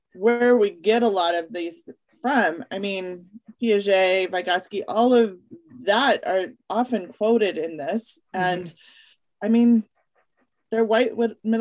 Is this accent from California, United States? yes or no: no; Colorado mountains, United States; also born or lived in Alaska; now in Washington, United States; I grew up in the Colorado mountains